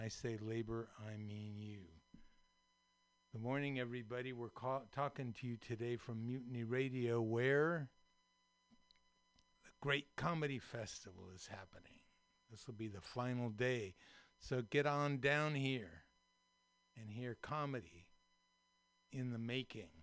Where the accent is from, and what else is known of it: Daly City, California, United States; born or raised there; also born or lived in San Francisco, California / Marin, California